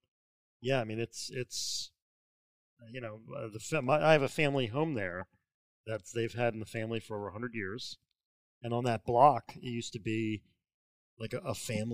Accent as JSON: {"language": "English", "town": "Ocean City", "region": "New Jersey", "country": "United States", "tie": "born or raised there", "said": "I grew up in Ocean City."}